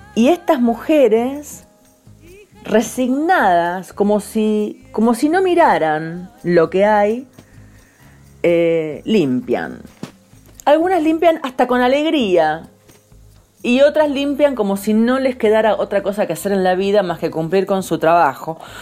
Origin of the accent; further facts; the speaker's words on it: San Nicolás de los Arroyos, Buenos Aires Province, Argentina; nací en San Nicolás